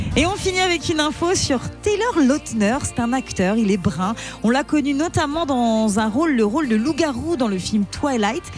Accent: Celle-sur-Belle, Nouvelle-Aquitaine, France; De Celle-sur-Belle dans les Deux-Sèvres.

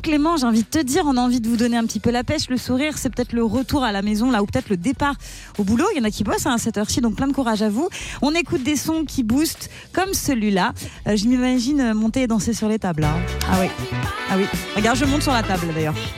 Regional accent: Valdoie, Bourgogne-Franche-Comté, France; De Valdois, à côté de Belfort.

